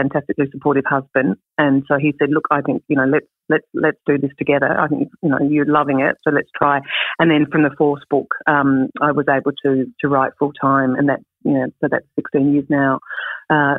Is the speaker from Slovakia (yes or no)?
no; Clare Valley, South Australia, Australia; moved away; also born or lived in Adelaide / London / Sydney / Melbourne; I grew up in the Clare Valley, as you mentioned, and then lived in Adelaide